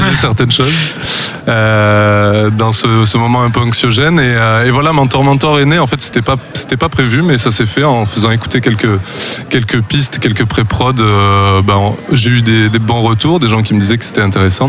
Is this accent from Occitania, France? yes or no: yes; Tarn, Occitania, France; on est deux à venir du Tarn